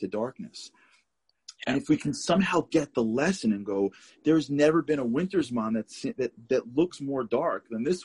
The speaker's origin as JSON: {"language": "English", "town": "New York City", "region": "New York", "country": "United States", "tie": "born or raised there", "said": "I grew up in Canarsie, Brooklyn"}